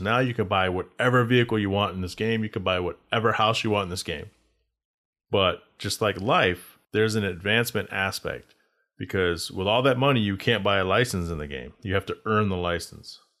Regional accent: Texas, United States; moved away as an adult; also born or lived in Arizona; I decided to take my car to Texas because that's where I grew up

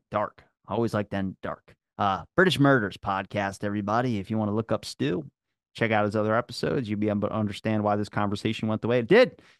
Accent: Maryland, United States; accent: Baltimore; I'm from Maryland

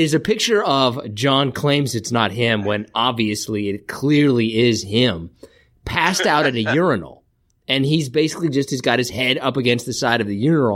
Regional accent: Kansas, United States; I'm from Kansas

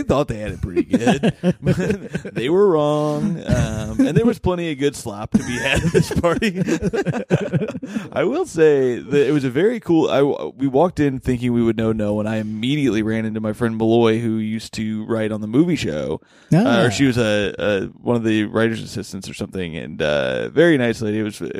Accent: Bloomington, Indiana, United States; my hometown of beautiful Bloomington, Indiana

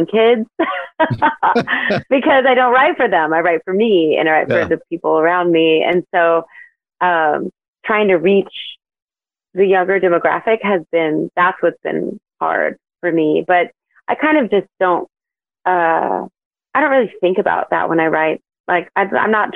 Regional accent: New Mexico, United States; now in Texas, United States; I love my home state

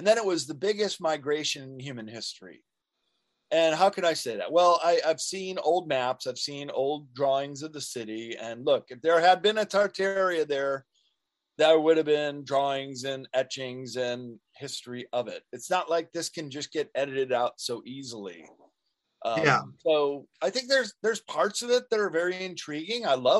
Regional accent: Chicago, Illinois, United States; now in California, United States; I grew up in Chicago

